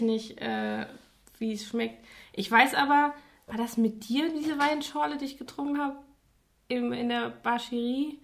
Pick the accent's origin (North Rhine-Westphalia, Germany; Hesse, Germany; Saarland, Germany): Saarland, Germany; ich komme ja aus dem Saarland und da noch eher vom Dorf